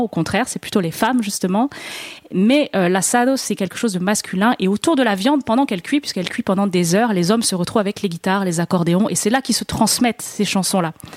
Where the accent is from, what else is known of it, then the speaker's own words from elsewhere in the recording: France; je suis française